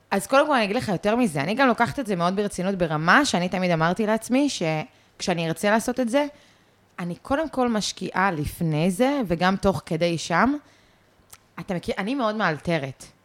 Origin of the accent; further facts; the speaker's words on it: London, United Kingdom; born there; אני נולדתי בלונדון. אה, והמשפחה שלי אה, מסקוטלנד גם, וכאלה.